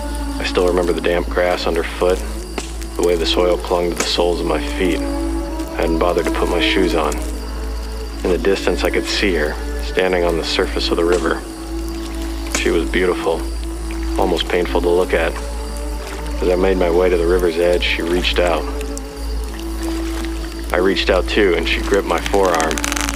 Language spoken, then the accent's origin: English; Texas, United States; We're originally from Texas, ironically enough. I only ended up here after spending a little bit of time in the Marines, getting stationed in North Carolina, and liking it enough to stay.